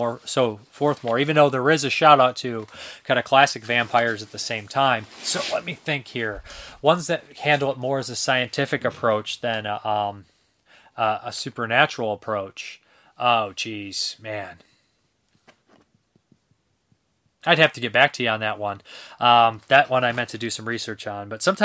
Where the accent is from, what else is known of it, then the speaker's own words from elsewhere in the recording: Seattle, Washington, United States; Isimicio, I love rainy, overcast days. Growing up in Seattle, that was what my ideal day was.